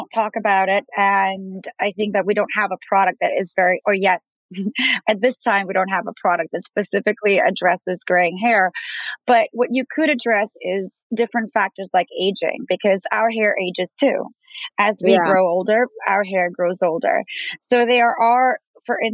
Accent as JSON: {"language": "English", "region": "New York", "country": "United States", "said": "As a New Yorker"}